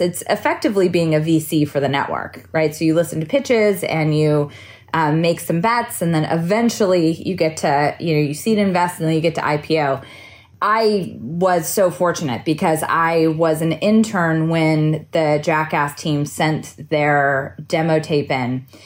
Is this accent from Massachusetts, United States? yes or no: no; Santa Cruz, California, United States; I grew up near Silicon Valley in a small beach town called Santa Cruz